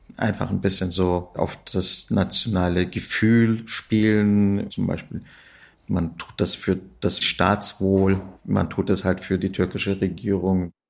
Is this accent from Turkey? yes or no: yes; Turkey; moved away as an adult; also born or lived in Kassel, Hesse, Germany; now in Berlin, Germany; Ich bin in Kassel in Hessen geboren, äh, bin aber dann in der Türkei zur Schule gegangen, zur Uni